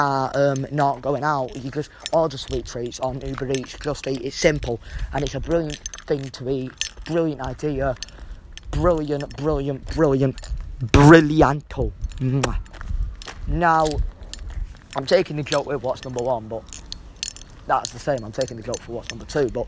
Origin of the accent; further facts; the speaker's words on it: Hyde, North West England, United Kingdom; I grew up in Hyde, and I love Hyde.